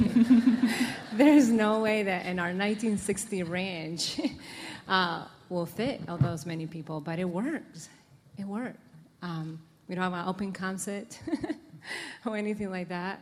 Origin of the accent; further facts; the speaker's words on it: Dominican Republic; moved away; I'm from the Dominican Republic, and there, the biggest meal of the day is at noon